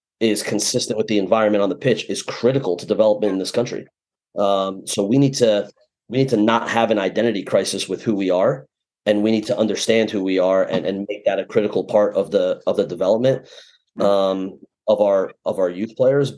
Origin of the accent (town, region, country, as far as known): United States